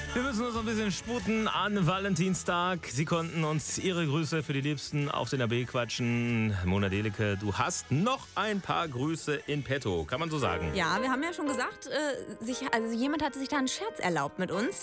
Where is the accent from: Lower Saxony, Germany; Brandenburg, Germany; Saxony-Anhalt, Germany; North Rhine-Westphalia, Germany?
North Rhine-Westphalia, Germany; Hamm; meiner Heimatstadt Hamm